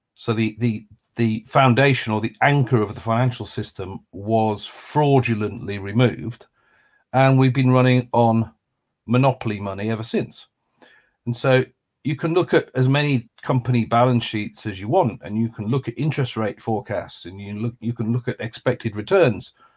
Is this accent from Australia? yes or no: no; Lancaster, North West England, United Kingdom; moved away as an adult; also born or lived in London; I grew up in Lancaster